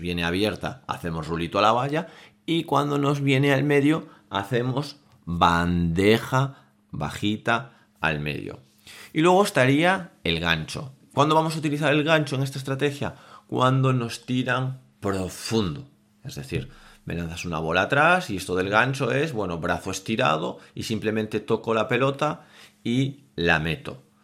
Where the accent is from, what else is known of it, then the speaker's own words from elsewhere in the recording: Vigo, Galicia, Spain; yo soy de Vigo